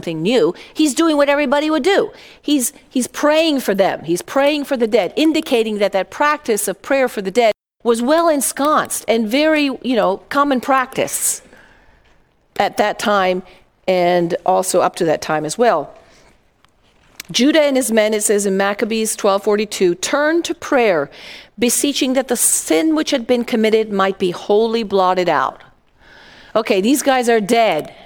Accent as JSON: {"language": "English", "country": "Italy", "tie": "born or raised there", "moved": "yes", "said": "I grew up in Italy"}